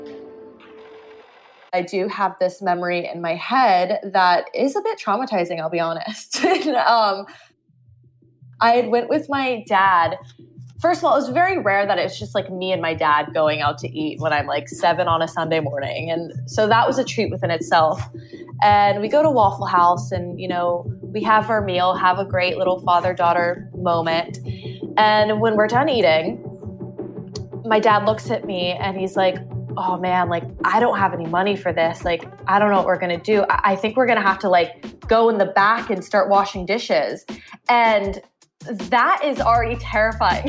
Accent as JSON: {"language": "English", "town": "Winder", "region": "Georgia", "country": "United States", "tie": "born or raised there"}